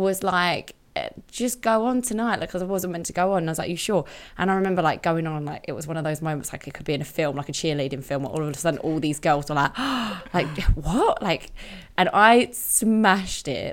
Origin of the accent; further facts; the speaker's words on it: Romford, London, United Kingdom; I grew up in Romford